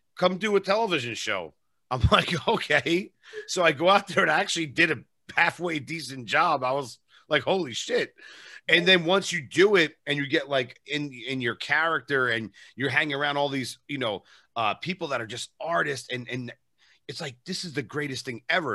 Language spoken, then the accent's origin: English; New York area, United States; I'm from New York area